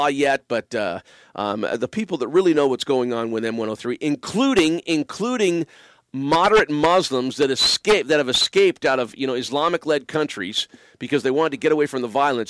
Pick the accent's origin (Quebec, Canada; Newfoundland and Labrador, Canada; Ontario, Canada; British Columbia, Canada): Ontario, Canada; Windsor; moved away; I grew up in the shadow of the Ambassador Bridge. Windsor is my hometown